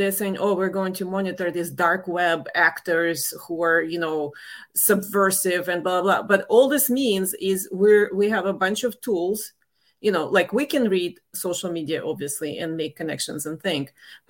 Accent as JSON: {"language": "English", "country": "Russia", "tie": "born or raised there", "moved": "as an adult", "lives_now": "United States", "said": "I left the former Soviet Union. I mean, I grew up in the Soviet Union, then it collapsed."}